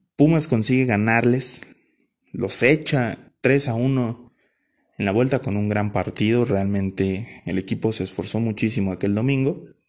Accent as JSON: {"language": "Spanish", "town": "Ciudad Nezahualcóyotl", "region": "State of Mexico", "country": "Mexico", "tie": "born or raised there", "said": "yo soy originario de Ciudad Neza."}